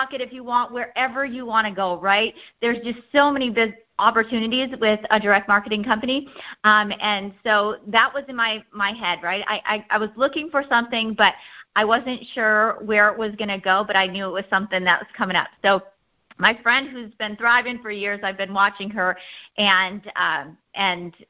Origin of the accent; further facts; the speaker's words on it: Iowa, United States; I'm from Iowa